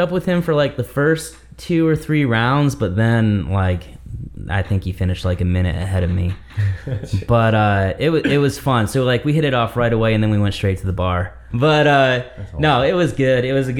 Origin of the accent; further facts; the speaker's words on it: Michigan, United States; I grew up in Michigan.